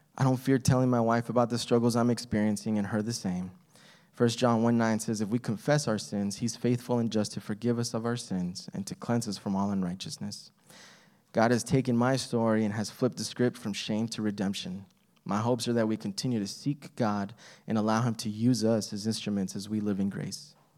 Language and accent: English; El Paso, Texas, United States; I was born in El Paso, Texas.